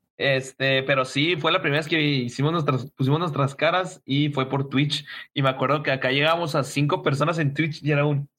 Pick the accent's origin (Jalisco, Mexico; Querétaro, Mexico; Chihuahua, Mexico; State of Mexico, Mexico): Chihuahua, Mexico; somos de Chihuahua